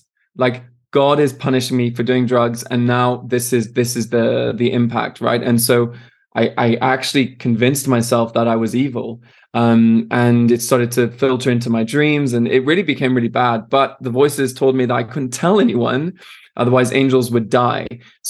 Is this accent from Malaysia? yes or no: no; France; also born or lived in Switzerland; I'm Irish, British, and Canadian. I was born in Switzerland and I grew up in France. So I'm a man of the world, they'd like to say.